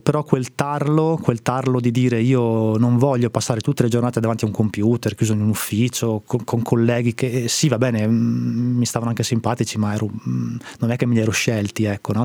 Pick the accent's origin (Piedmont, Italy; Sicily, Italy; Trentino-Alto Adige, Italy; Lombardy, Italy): Trentino-Alto Adige, Italy; moved away as an adult; also born or lived in Rome / Bologna / Milan / Parma; sono originario del Trentino